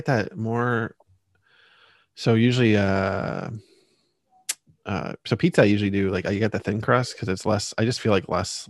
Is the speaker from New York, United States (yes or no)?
no; Pennsylvania, United States; also born or lived in Maryland; now in Baltimore area, United States; I'm from Pennsylvania, but I live in Maryland.